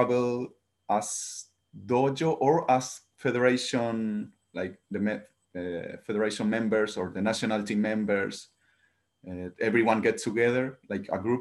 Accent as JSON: {"language": "English", "town": "Santiago", "region": "Santiago Metropolitan Region", "country": "Chile", "second_language": "English", "moved": "as an adult", "lives_now": "Japan", "said": "I'm from Santiago. It's like the biggest city, like the main city, the capital of Chile"}